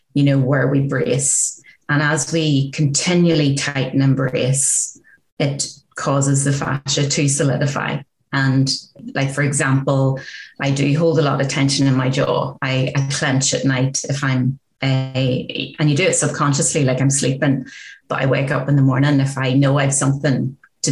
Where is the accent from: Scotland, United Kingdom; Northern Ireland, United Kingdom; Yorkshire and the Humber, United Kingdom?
Northern Ireland, United Kingdom; growing up in Northern Ireland during the height of the Troubles